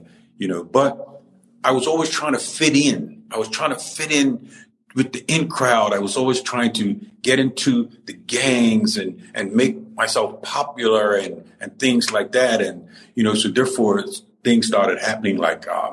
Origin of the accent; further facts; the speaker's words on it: Cedar Hill, Warwick, Bermuda; I grew up at Purvis in Cedar Hill, Warwick, at Purvis School, and I went to school there